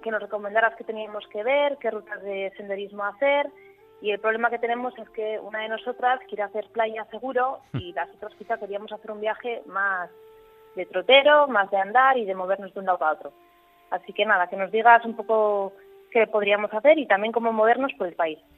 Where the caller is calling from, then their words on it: San Sebastián, Basque Country, Spain; llamo de Donosti.